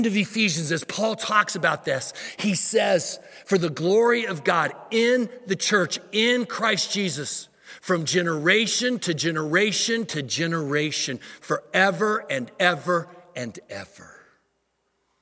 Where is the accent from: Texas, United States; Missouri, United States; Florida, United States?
Missouri, United States; moved away as an adult; now in Dallas, United States; we moved from Missouri, the state that I was raised in, to come to Dallas